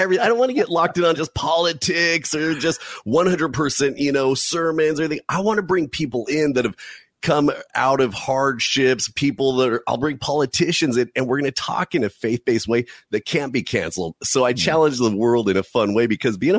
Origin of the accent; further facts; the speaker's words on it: California, United States; I'm from California